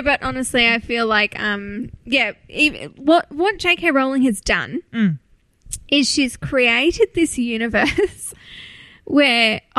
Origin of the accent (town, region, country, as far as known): Australia